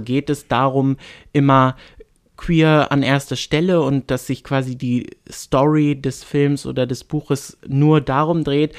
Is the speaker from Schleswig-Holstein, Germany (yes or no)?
yes; Bad Oldesloe area, Schleswig-Holstein, Germany; in Bagde Heide in meiner Heimatstadt